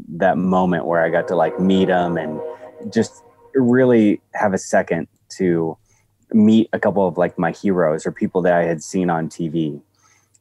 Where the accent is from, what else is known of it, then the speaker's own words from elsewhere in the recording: Eagle Grove, Iowa, United States; my hometown where I went to high school, which is Eagle Grove, Iowa.